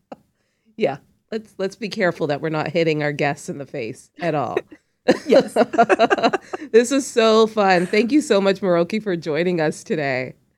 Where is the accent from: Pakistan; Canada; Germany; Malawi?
Canada; Toronto, Ontario; I grew up on Ossington and Bloor